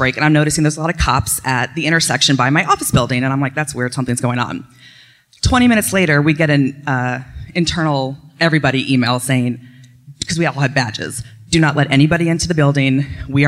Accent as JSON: {"language": "English", "town": "Williamsburg", "region": "Virginia", "country": "United States", "said": "I'm from Williamsburg, Virginia"}